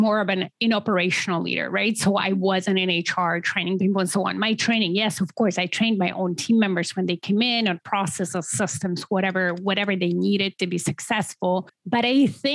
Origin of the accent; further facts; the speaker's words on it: Poland; moved away as an adult; now in Canada; originally I'm from Poland.